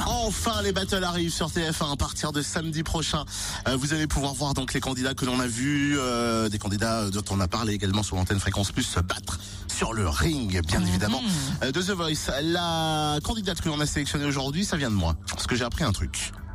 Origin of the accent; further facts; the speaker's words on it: Cergy, Île-de-France, France; C'est juste à côté de Sergi Pontoise, là où j'ai grandi